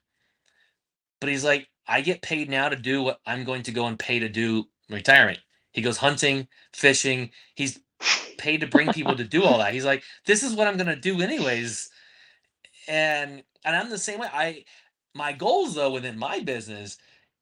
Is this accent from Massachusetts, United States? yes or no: no; Plant City, Florida, United States; moved away; live close to Plant City, Florida, which is my hometown